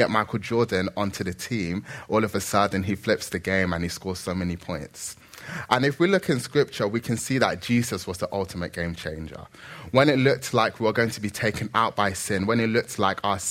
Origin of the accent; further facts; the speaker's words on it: Nigeria; I'm Nigerian